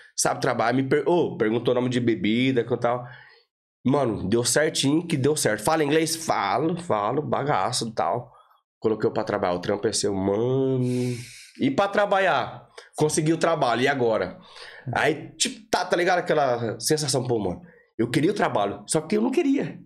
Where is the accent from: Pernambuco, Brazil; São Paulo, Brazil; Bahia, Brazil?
São Paulo, Brazil; Rancharia; moved away; also born or lived in Clones, Ireland; Sou do interior de São Paulo. Entendi. Rancharia, cidadezinha com 50 mil, 50 mil habitantes.